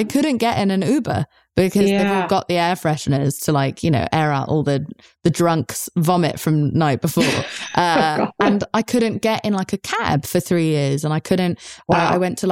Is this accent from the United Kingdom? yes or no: yes; England, United Kingdom; I'm English